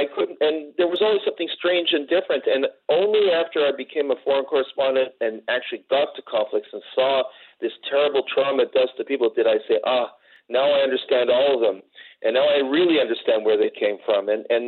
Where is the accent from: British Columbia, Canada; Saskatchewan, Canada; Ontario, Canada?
Ontario, Canada; Toronto; I'm a bit younger than Malka, but I'm of the same generation. I grew up in Toronto and grew up in a Jewish community.